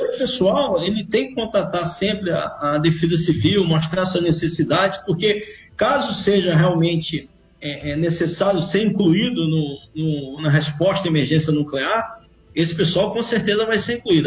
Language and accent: Portuguese; Brazil; Nós somos brasileiros